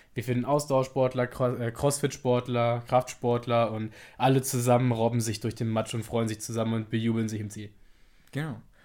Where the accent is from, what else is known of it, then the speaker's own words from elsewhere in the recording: Braunschweig, Lower Saxony, Germany; wir sind 23 Jahre alt, kommen aus Braunschweig